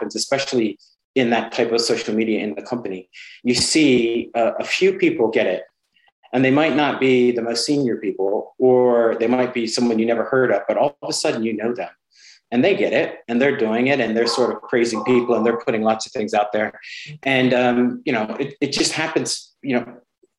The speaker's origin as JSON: {"language": "English", "country": "United States", "moved": "as an adult", "lives_now": "United Kingdom", "said": "I'm an American"}